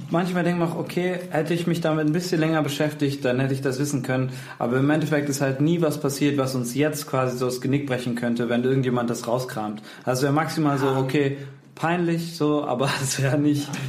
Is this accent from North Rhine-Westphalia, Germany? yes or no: yes; Cologne, North Rhine-Westphalia, Germany; Ich komme wirklich aus Köln. Ach so. Ja. Okay. Aber ich bin auch hier geboren und aufgewachsen und sowas. Oder in der Nähe jedenfalls.